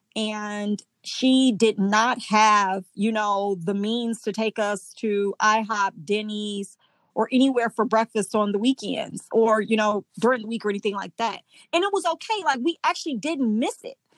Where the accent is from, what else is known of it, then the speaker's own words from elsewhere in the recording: Indiana, United States; moved away as an adult; now in Mississippi, United States; we went back home to Indiana where I'm from